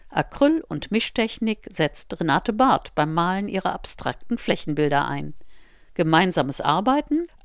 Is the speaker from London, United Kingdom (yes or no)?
yes; London, United Kingdom; Ich komme aus England, aus London.